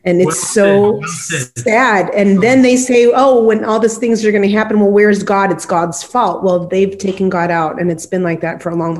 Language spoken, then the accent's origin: English; United States; now in Brazil; being an American, but I'm living in Brazil, but my heart is still in the U.S.